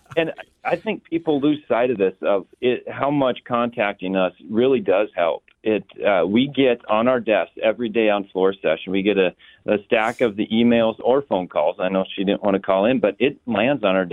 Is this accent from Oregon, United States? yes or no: no; Flathead, Montana, United States; I'm from the Flathead